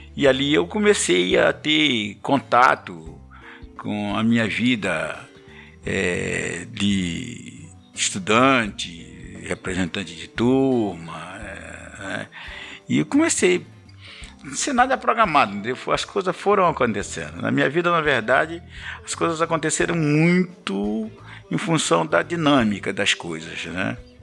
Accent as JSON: {"language": "Portuguese", "town": "Mirinzal", "region": "Maranhão", "country": "Brazil", "moved": "as an adult", "lives_now": "Nova Iguaçu, Brazil", "said": "sou maranhense, cidade de Mirinzal, cidade pequena, interior do Maranhão"}